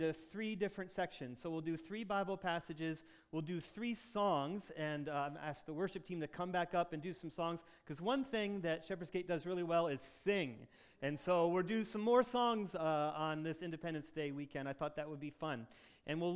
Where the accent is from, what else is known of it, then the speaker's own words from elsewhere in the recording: Michigan, United States; in Michigan, we love being Michiganders